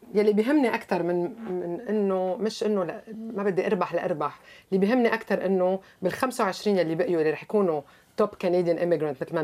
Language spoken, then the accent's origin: Arabic; Lebanon; now in Canada; اني لبنانيه